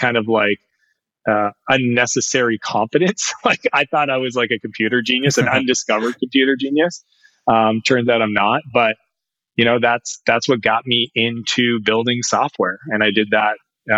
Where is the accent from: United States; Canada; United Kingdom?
Canada; I'm a Canadian